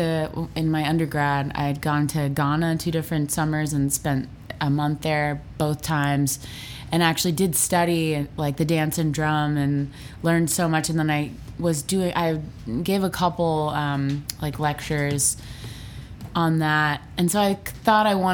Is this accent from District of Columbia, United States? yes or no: no; Fort Lauderdale, Florida, United States; moved away as an adult; also born or lived in Los Angeles, United States / Washington, D.C., United States; now in Nashville, United States; I grew up in Fort Lauderdale, but I moved from there when I was 18